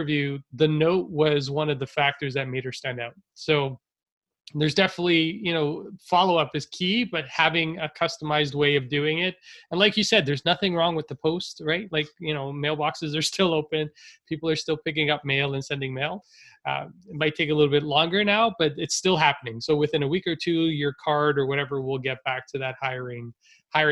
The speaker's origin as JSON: {"language": "English", "country": "Canada", "tie": "born or raised there", "said": "I was born in Canada, but my parents were immigrants"}